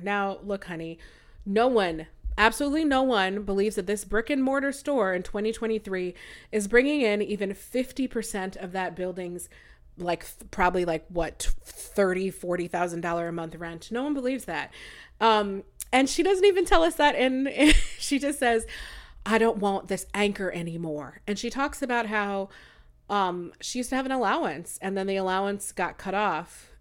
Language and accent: English; United States; also born or lived in Nigeria; I'm American and Nigerian.